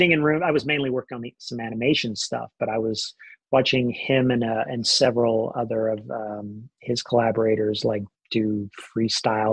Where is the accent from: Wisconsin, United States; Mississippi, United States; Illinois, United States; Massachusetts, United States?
Mississippi, United States; Columbus; moved away as an adult; also born or lived in Memphis, Tennessee / Savannah, Georgia; now in Brooklyn, United States; I was born in Memphis, Tennessee, and moved shortly thereafter to Columbus, Mississippi